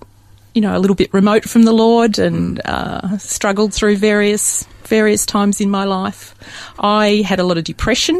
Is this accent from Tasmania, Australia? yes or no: no; Dandenong, Victoria, Australia; I was born very locally in Dandenong, which isn't that far away